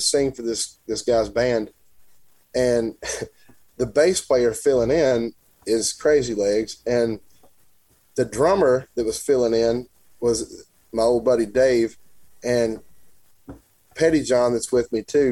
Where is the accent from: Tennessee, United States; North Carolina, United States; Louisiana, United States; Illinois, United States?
Tennessee, United States; I grew up in Tennessee